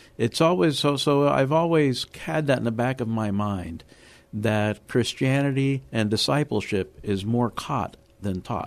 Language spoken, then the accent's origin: English; Miami, Florida, United States; moved away as an adult; also born or lived in Havana, Cuba / Chicago / New Orleans / Maryland; now in San Antonio, United States; I do remember growing up in Miami. I grew up in the inner city